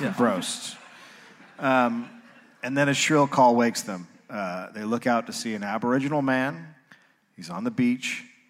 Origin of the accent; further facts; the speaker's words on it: United States; I'm an American.